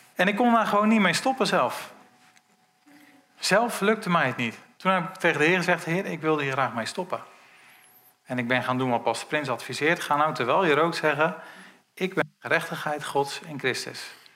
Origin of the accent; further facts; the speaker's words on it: Netherlands; wij zijn als Nederlanders